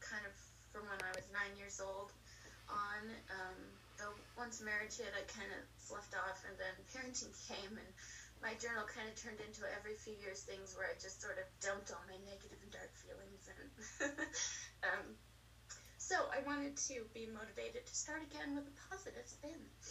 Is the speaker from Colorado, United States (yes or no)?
yes; Colorado, United States; moved away as an adult; also born or lived in the South / the East; I grew up in Colorado